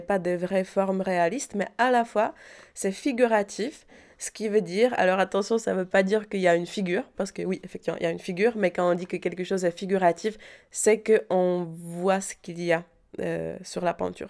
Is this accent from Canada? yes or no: no; Prague, Czechia; French is a second language; moved away as an adult; now in Paris, France; j'ai grandi à Prague